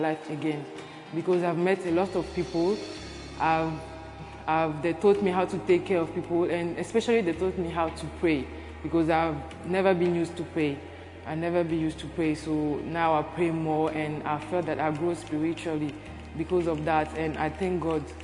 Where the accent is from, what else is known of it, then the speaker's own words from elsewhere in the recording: Benin; I'm from Benin